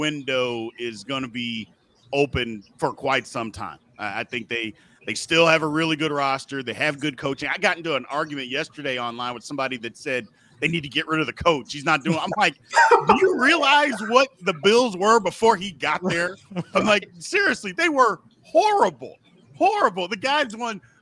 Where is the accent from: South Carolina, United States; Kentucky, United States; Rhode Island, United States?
Kentucky, United States; Louisville; I'm from Louisville, Kentucky